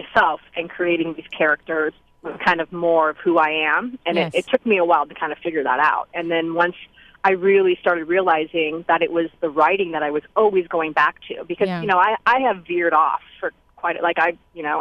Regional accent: Oakland, California, United States; Oakland, which, like I said, is my hometown

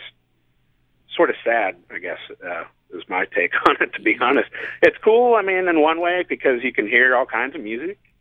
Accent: Kansas City, Missouri, United States; now in San Diego, United States; growing up in Kansas City, there was a place called Rock Therapy

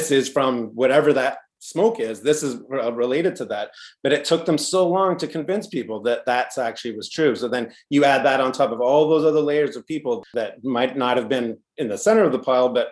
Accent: Canada; we're Canadian filmmakers

